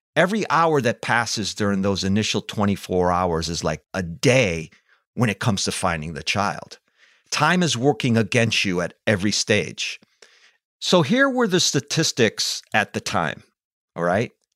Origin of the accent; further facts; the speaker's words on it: East Hartford, Connecticut, United States; walking to school one day in grammar school in East Hartford, Connecticut